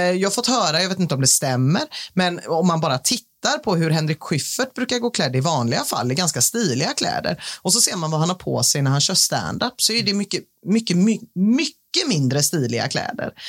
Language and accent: Swedish; Gothenburg, Västra Götaland, Sweden; förutom jag är göteborgare